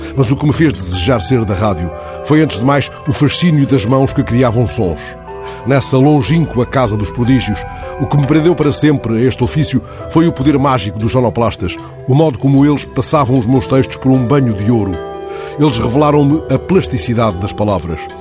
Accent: Benguela, Angola; moved away; lá na Benguela onde nasci para a rádio

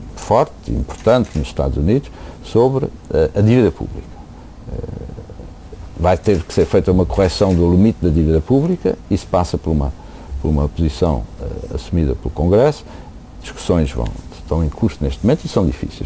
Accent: Portugal; moved away as an adult; now in United States; sou português

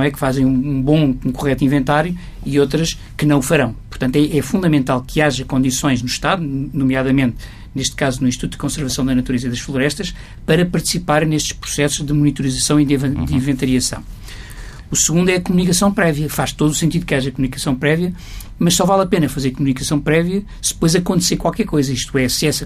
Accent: Guinea-Bissau; now in Portugal; na minha terra, na Guiné-Bissau

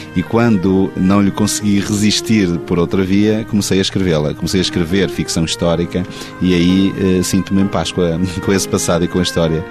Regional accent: Penafiel, Norte, Portugal; born or raised there

